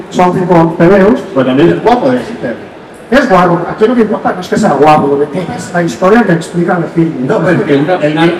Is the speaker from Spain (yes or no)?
yes; Figueres, Catalonia, Spain; yo tengo una anécdota, yo soy muy fan del cómic, ya cuando era pequeño, y yo soy de Figueras y haciendo un festival de cómic en Girona.